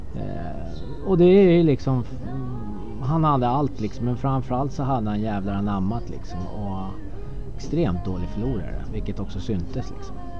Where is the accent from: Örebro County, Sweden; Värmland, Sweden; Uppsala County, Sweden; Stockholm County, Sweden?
Stockholm County, Sweden; Stockholm; jag är ju uppväxt på Södermalm